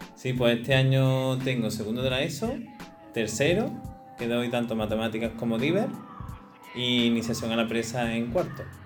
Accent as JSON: {"language": "Spanish", "town": "Cabra", "region": "Andalusia", "country": "Spain", "said": "soy de aquí de Cabra"}